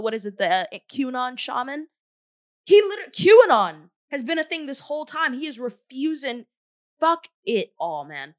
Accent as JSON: {"language": "English", "country": "United States", "tie": "born or raised there", "said": "as an American who's lived in this country my whole entire life"}